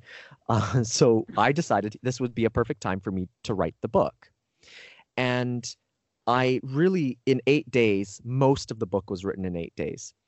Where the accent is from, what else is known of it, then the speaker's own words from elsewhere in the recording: Canada; moved away as an adult; now in United States; I grew up, you know, I'm Canadian originally